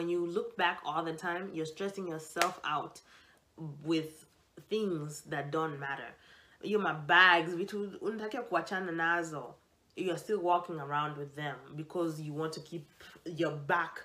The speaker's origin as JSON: {"language": "English", "country": "Kenya", "said": "I'm Kenyan"}